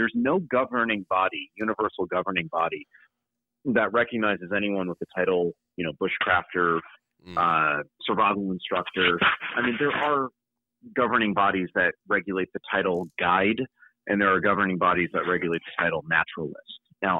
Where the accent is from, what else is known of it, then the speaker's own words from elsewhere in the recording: New England, United States; Well, when I grew up in New England, and where I did a lot of my training was upstate New York at the Wilderness Learning Center, Maine.